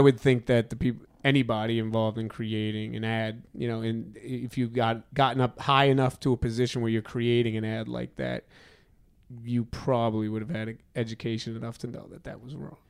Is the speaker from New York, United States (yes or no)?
yes; New York City, New York, United States; born and raised in Brooklyn, just like me